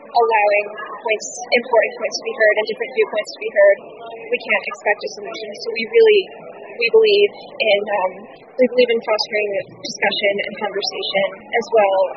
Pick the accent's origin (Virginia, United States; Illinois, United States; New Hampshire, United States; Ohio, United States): New Hampshire, United States; Brentwood; I'm from Brentwood, New Hampshire, and I am a senior at Exeter High School.